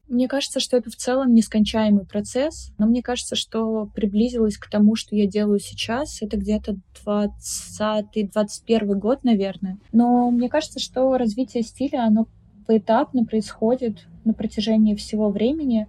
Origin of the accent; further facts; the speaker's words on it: Republic of Karelia, Russia; moved away as an adult; also born or lived in Petrozavodsk; now in Saint Petersburg, Russia; я из Карелии, и мне кажется, что этот факт очень сильно сформировал меня как личность, потому что я всю жизнь была окружена природой